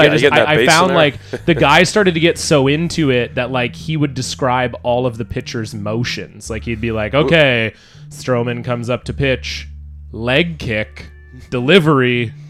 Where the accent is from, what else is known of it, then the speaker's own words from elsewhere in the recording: White Rock, British Columbia, Canada; I'm from White Rock, BC, which is very close